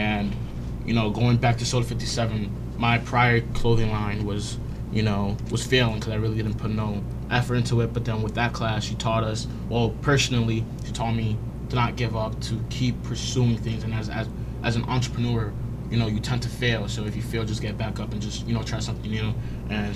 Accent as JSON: {"language": "English", "country": "Dominican Republic", "said": "My part of culture, which I'm Dominican"}